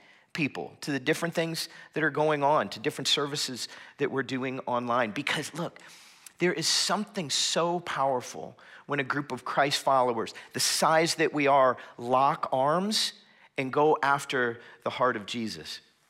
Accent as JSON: {"language": "English", "region": "Florida", "country": "United States", "tie": "born or raised there", "moved": "as an adult", "said": "I am originally from South Florida, back where it is warm and tropical all year round, kind of grew up as a beach kid."}